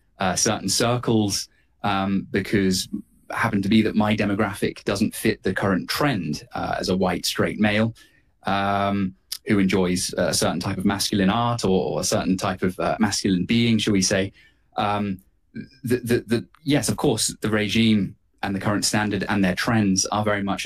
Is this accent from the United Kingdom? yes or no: yes; United Kingdom; myself, as a Brit, as a European